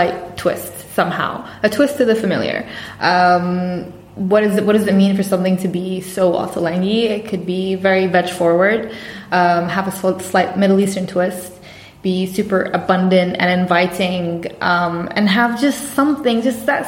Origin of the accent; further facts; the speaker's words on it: Bahrain; moved away as an adult; now in London, United Kingdom; I'm from Bahrain. I was born and raised in Bahrain